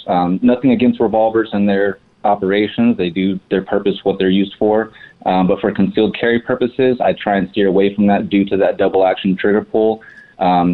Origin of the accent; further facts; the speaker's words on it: Fontana, California, United States; also born or lived in high desert, California; now in Palm Springs, United States; I was actually born in the high desert and then grew up in Fontana. So I grew up in San Bernardino County and then moved out here to the Palm Springs area